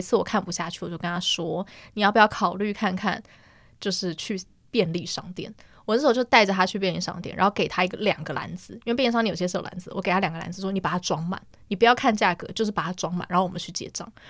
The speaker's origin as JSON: {"language": "Chinese", "region": "Yilan County", "country": "Taiwan", "said": "我去的时候是去我们宜兰那边的总局寄的"}